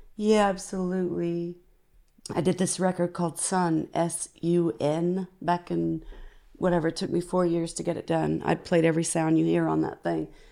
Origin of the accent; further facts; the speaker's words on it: United States; as an American